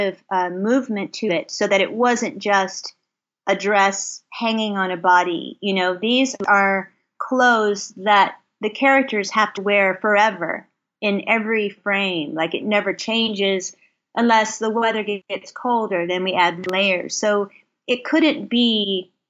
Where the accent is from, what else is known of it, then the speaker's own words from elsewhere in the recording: Kentucky, United States; I grew up in Kentucky